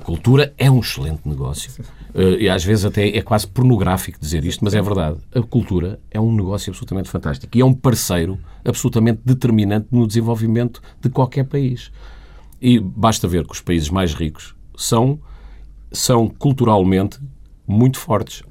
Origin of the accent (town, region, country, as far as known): Portugal; moved away as an adult; also born or lived in Sweden